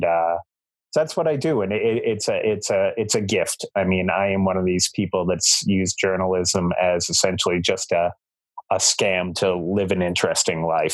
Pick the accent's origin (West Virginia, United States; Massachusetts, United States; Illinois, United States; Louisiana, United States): Massachusetts, United States; Boston; now in Essex, United States; I grew up in South Boston